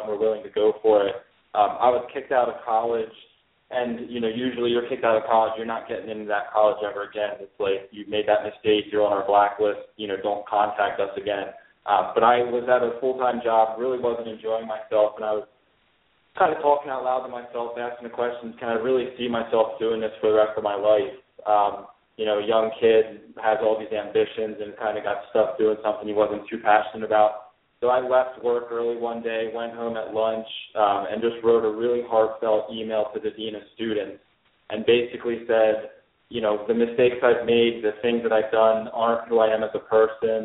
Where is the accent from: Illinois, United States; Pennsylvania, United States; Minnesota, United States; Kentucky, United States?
Pennsylvania, United States; Lancaster; Born and raised in Lancaster, Pennsylvania